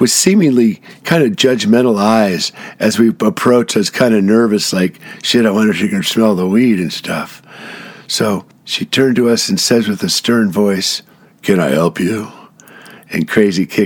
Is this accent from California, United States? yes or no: yes; Santa Barbara, California, United States; I was from Santa Barbara